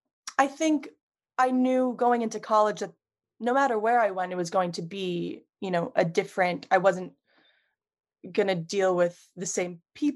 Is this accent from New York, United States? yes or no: yes; New York, United States; Yes. Yeah, so I've been here my whole life. New York City was always this like thing that's so close but so far away.